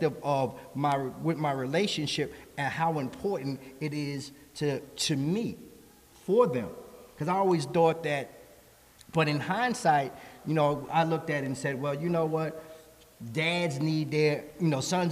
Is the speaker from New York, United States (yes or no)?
yes; New York City, New York, United States; I grew up in the Bronx